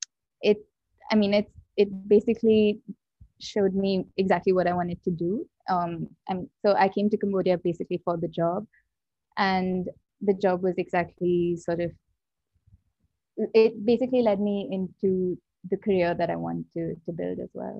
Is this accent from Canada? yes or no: no; India; moved away as an adult; I grew up in India